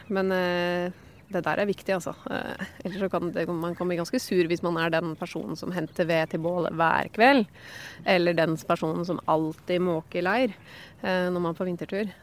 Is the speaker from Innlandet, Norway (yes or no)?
yes; Hedmark, Innlandet, Norway